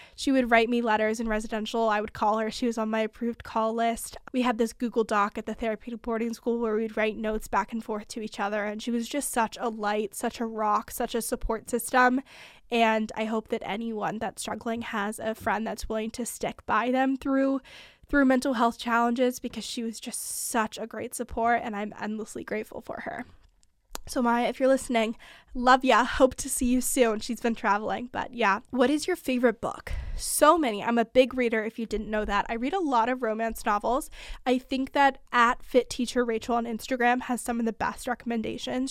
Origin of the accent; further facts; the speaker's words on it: California, United States; also born or lived in Montana; I'm from California.